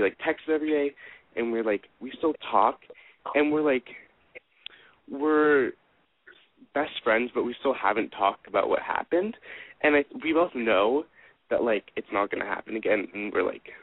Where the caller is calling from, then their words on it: Los Angeles, California, United States; I'm 17 from LA.